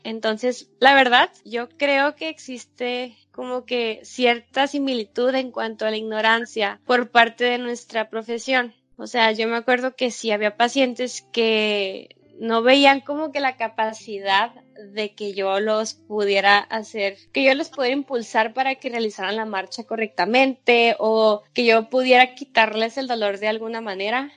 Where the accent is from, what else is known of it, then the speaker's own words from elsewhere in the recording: Sonora, Mexico; es México, es mi país, eh, es la tierra donde yo nací